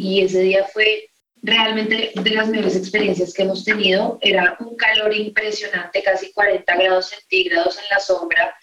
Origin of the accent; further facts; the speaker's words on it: Colombia; uno como colombiano